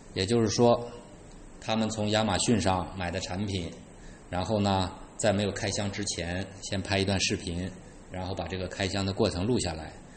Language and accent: Chinese; China; 我们中国人